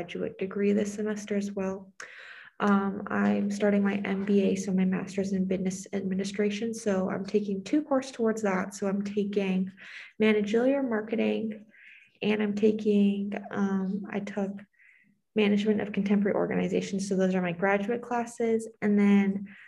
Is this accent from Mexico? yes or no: no; Canada; first language English; moved away as an adult; now in United States; my values as being Canadian